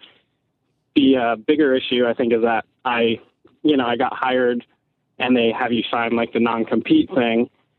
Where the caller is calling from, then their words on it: Connecticut, United States; from Connecticut.